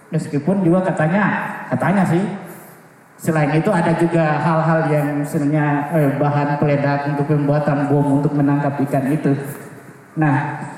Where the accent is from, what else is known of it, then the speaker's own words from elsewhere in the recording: Southeast Sulawesi, Indonesia; Kalau kita orang Buton laki-laki di depan namanya La, Wa, adalah Ode